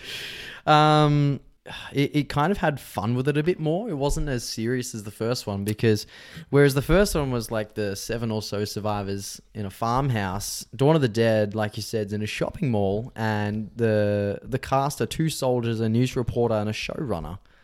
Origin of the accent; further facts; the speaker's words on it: Victoria, Australia; old houses that I lived in when I was growing up in Victoria